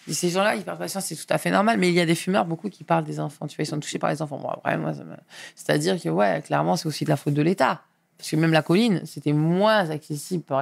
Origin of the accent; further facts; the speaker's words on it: Auvergne-Rhône-Alpes, France; born there; Moi pas. Moi, je suis né en Rhône-Alpes.